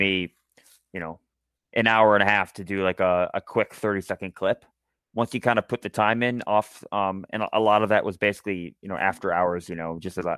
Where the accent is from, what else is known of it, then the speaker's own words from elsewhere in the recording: Charlottesville, Virginia, United States; I grew up in Charlottesville